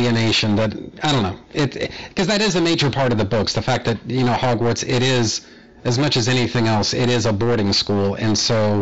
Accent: United States; here in the States, because I'm American

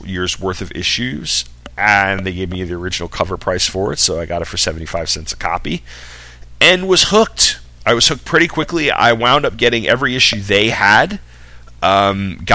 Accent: Long Island, New York, United States; I grew up on Long Island.

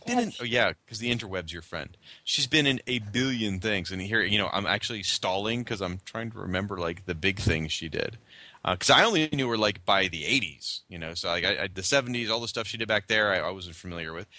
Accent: United States; as an American and as a fan.

